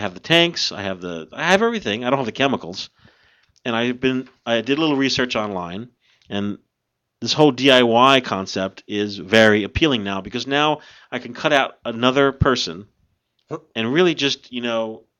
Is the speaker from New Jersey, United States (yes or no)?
yes; New Jersey, United States; we are from New Jersey